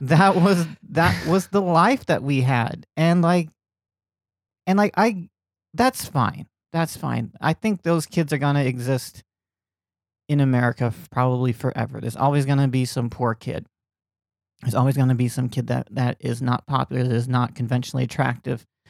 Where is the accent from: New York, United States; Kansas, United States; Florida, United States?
Florida, United States; Lakeland; moved away; When I was growing up in Lakeland, Florida